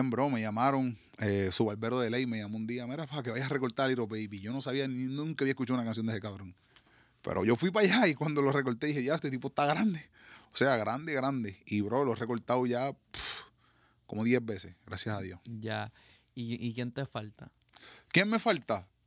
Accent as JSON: {"language": "Spanish", "town": "Patillas", "country": "Puerto Rico", "said": "que voy a imaginarme yo que vengo de Patilla, del campo, por allá"}